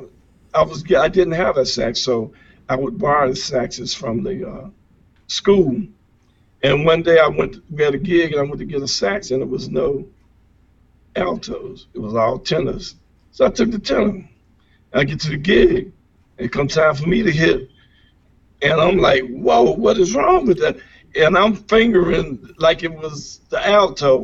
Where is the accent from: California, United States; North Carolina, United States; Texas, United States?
North Carolina, United States; Reidsville; I'm in the place where we're taping in my hometown, which is great, Reidsville, North Carolina.